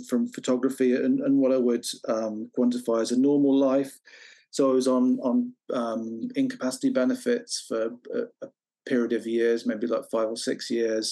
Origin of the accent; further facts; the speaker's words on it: Droitwich Spa, West Midlands, United Kingdom; moved away as an adult; also born or lived in Birmingham / Staffordshire / Exeter; now in Devon, United Kingdom; So I grew up in the Midlands. I was born in Birmingham and then lived a bit further south in Worcestershire, initially for 5 years in Staffordshire, but then in Worcestershire to my kind of like mid to late 20s.